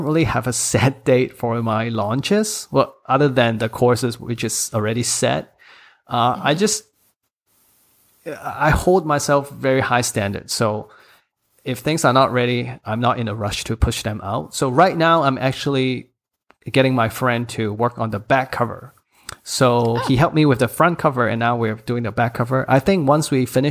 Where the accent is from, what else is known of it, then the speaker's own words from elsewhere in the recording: Hong Kong; English is a second language; also born or lived in United States; English is my third language. I mean, I studied in Hong Kong, English school